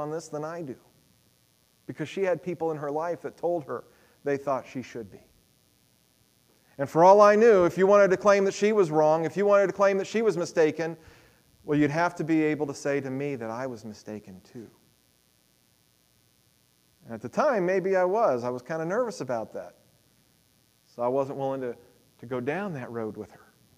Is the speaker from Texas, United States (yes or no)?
yes; Texas, United States; moved away as an adult; I came from Texas